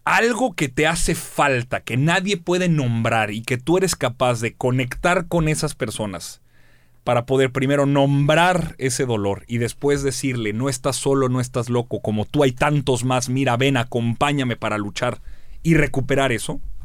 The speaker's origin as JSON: {"language": "Spanish", "town": "Torreón", "region": "Coahuila", "country": "Mexico", "tie": "born or raised there", "said": "Yo nací en Torreón."}